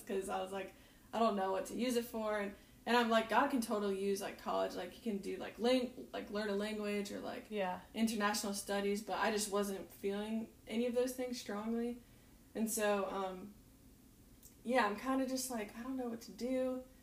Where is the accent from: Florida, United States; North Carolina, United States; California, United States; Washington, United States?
North Carolina, United States; now in Kona, United States; I'm from North Carolina